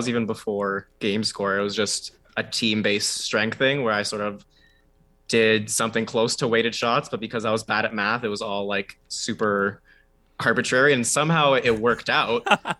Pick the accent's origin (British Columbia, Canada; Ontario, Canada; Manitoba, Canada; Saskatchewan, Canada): Ontario, Canada; Toronto; I grew up in Toronto, so all throughout school, people would always call me